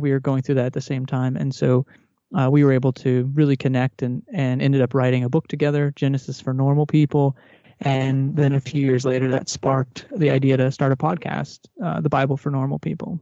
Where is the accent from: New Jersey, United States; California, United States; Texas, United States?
Texas, United States; I grew up in Texas in a Southern Baptist, uh, home